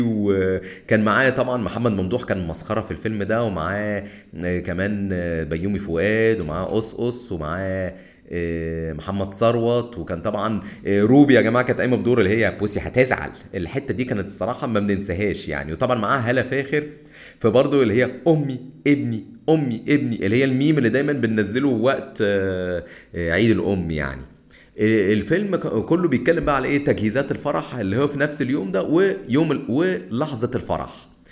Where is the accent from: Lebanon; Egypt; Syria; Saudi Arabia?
Egypt; احنا كمصريين